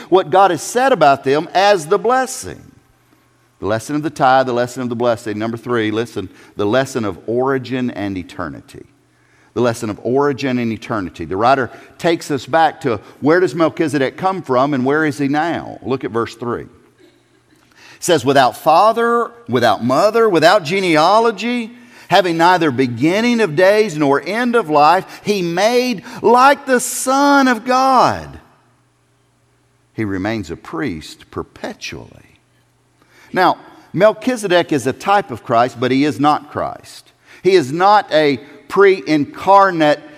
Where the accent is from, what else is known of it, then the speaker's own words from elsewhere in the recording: South Carolina, United States; I'm from South Carolina.